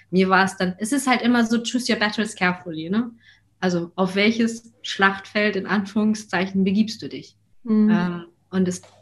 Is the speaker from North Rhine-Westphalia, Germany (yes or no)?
no; Hamburg, Germany; Ich meine, ich komme aus Hamburg, äh, wir sind sozusagen zurück in die, in die Heimatstadt.